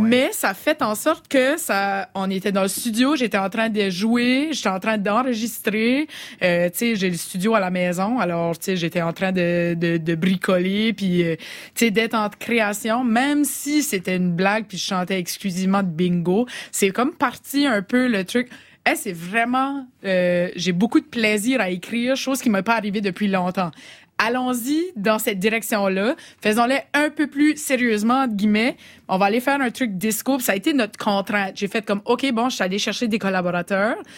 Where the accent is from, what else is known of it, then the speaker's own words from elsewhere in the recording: southeastern New Brunswick, Canada; accent: Chiac; je suis acadienne, donc je suis pas québécoise. Je viens d'une région qui est à côté du Québec, euh, l'est du Québec, une province qui s'appelle le Nouveau-Brunswick, c'est au Canada. les Acadiens du sud-est du Nouveau-Brunswick, on a cet accent ici.